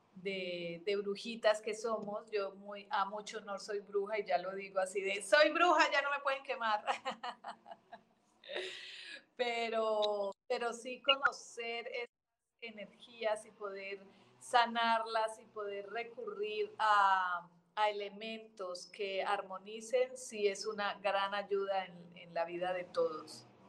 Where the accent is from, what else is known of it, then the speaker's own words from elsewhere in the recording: Colombia; now in Mexico; nací en Colombia de adopción. Mi, parte eh, eh, adoptiva es México